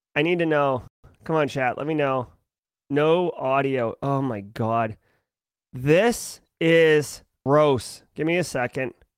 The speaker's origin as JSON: {"language": "English", "region": "Massachusetts", "country": "United States", "said": "I'm from Massachusetts."}